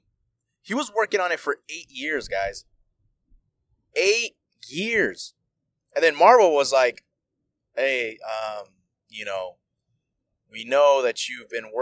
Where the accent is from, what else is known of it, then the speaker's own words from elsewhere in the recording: United States; I'm from America